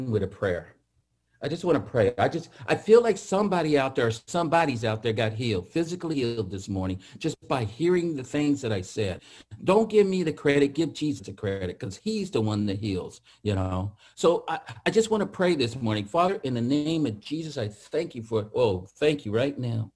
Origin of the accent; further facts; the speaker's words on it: Atwater, California, United States; I grew up in the Central Valley, a little town called Atwater, if you ever know where that is, by Merced, which is north of Fresno. That's where I grew up